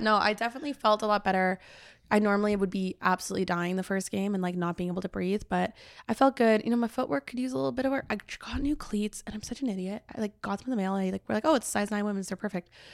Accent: Cobourg, Ontario, Canada; now in Toronto, Canada; I went back to my hometown

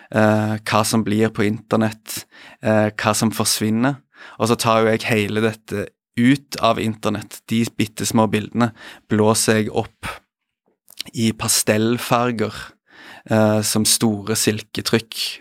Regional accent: Stavanger, Rogaland, Norway; moved away; er hjemme i Stavanger

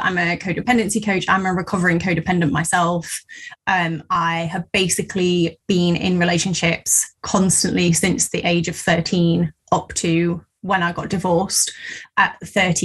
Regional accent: Midlands, United Kingdom; I'm from the Midlands

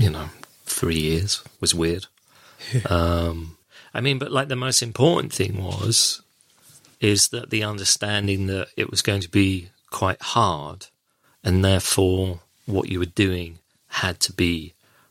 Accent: West Country, South West England, United Kingdom; moved away as an adult; also born or lived in London; I'm from the West Country

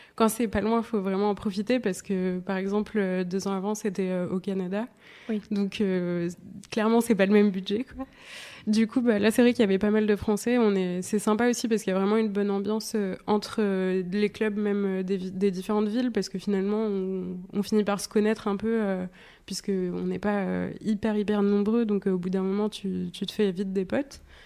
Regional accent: Nice, Provence-Alpes-Côte d'Azur, France; je viens de Nice

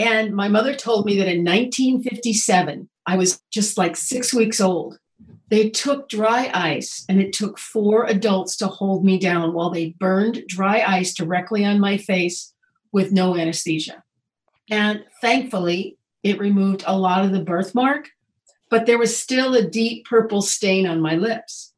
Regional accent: Indiana, United States; moved away as an adult; also born or lived in Oregon; I grew up in Indiana

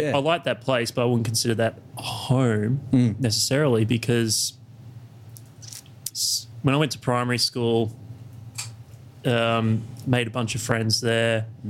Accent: Yass, New South Wales, Australia; also born or lived in Canberra / Snowy region, New South Wales; Started primary school in Canberra, moved to Yass, but then we moved away from Yass out further into New South Wales to the snowy region. And then we moved back to Yass later on.

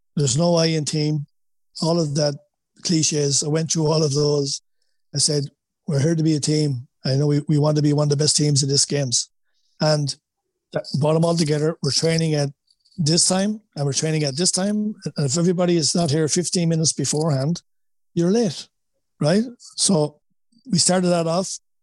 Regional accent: Wexford, Leinster, Ireland; accent: Wexford; moved away as an adult; now in United States; my Wexford accent.

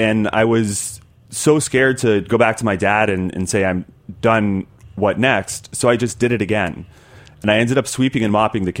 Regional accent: Tennessee, United States; I grew up in Tennessee

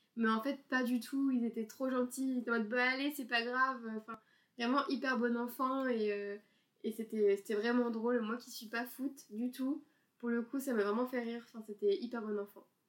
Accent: France; en tant que Français bien pressé

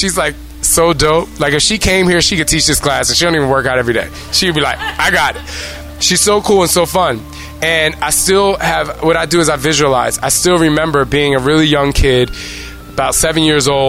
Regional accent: New Jersey, United States; I'm from Jersey

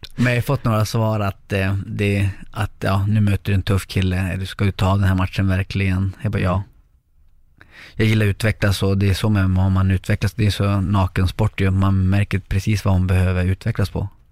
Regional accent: Lycksele, Västerbotten County, Sweden; moved away as an adult; also born or lived in Chile / Sundsvall; vi hamnade i Lycksele och där är jag uppväxt till jag var 17 år, 18.

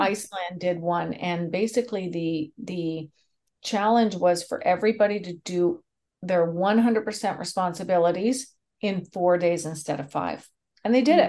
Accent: Canada; I'm Canadian

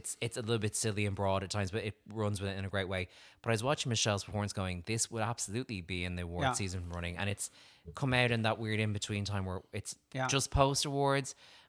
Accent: Ireland; I'm Irish

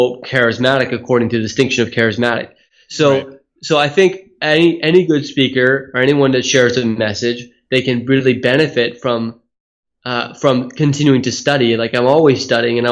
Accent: Silicon Valley, California, United States; moved away as an adult; also born or lived in Hawaii; now in Australia; I was born in Hawaii and then moved to Silicon Valley when my dad's company was purchased when we were in Hawaii when we were young

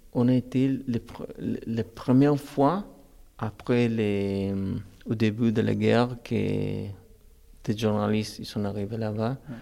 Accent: Córdoba, Argentina; French is a second language; moved away as an adult; mais à l'Argentine, à Cordoba, je suis de Cordoba

